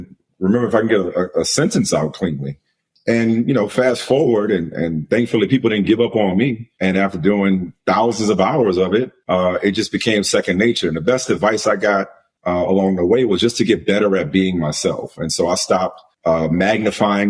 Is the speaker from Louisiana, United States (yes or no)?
yes; New Orleans, Louisiana, United States; I grew up in New Orleans